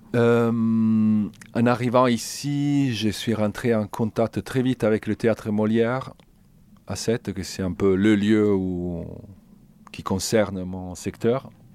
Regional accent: Italy; French is a second language; moved away as an adult; also born or lived in Toulouse; je suis italien

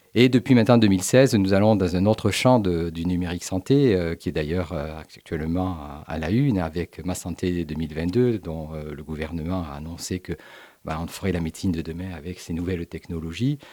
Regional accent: Montpellier, Occitania, France; on est natif de Montpellier, vous comprenez, j'ai pendant 17 ans été à la direction générale de l'Institut cancer de Montpellier, donc c'est une ville à laquelle je suis particulièrement attaché. J'ai fait mes études également ici à Montpellier

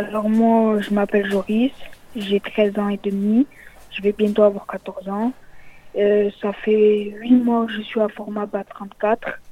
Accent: Frontignan, Occitania, France; Je viens de Frontignan

